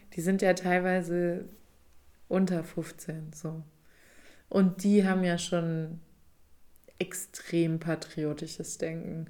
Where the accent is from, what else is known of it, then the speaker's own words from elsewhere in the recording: Rhineland-Palatinate, Germany; now in Berlin, Germany; da wo ich aufgewachsen bin